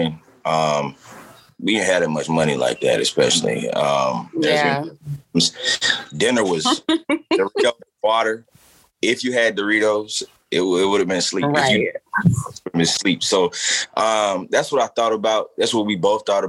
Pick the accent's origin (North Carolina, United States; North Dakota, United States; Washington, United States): North Carolina, United States; Monroe; from Monroe